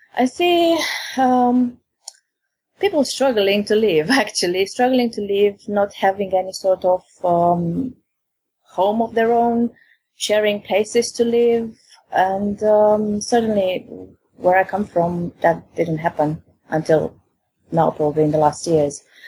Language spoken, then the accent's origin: English; Romania; now in England; in my country, I'm from Romania